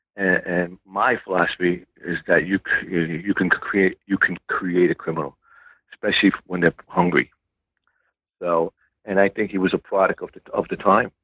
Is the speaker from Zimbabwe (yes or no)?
no; New York City, New York, United States; I was born in South Brooklyn, grew up in a uh, Gallo crime family